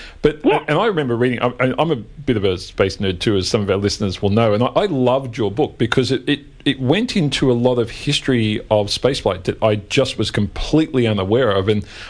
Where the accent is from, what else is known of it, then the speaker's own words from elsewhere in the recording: Australia; I thought that was just us Australians who'd never seen a rocket launch